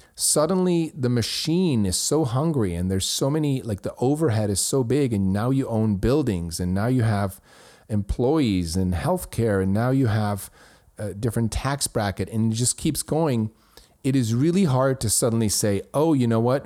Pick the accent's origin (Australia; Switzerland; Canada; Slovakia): Switzerland; my hometown in Switzerland